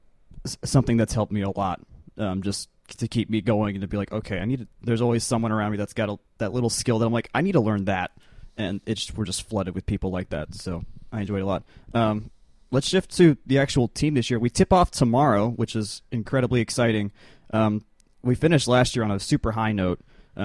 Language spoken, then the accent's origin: English; Georgia, United States; So I'm from Georgia, and so the Hope Scholarship whole thing that makes a difference for a lot of people